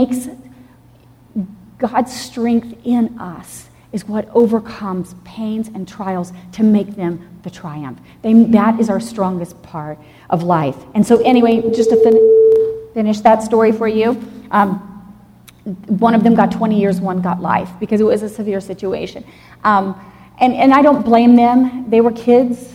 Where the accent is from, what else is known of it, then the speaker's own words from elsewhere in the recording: Dallas, Texas, United States; also born or lived in Jackson, Mississippi; I was actually born in Jackson, Mississippi. And then we moved to Texas when I was 6 years old. I grew up in Dallas, Texas